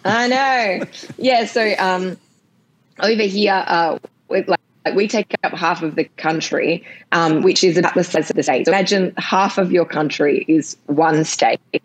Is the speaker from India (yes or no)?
no; Australia; I'm just from Australia.